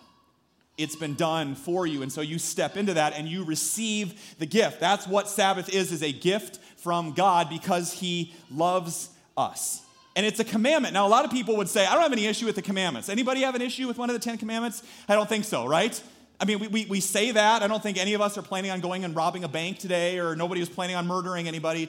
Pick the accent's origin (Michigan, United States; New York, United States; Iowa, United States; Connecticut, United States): Iowa, United States; Story City; growing up in Story City